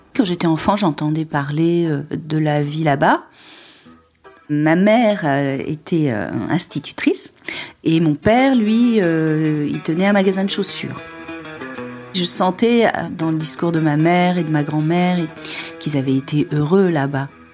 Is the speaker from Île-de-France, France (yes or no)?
no; Perpignan, Occitania, France; moved away; je, suis allée à Perpignan, c'est là où j'ai grandi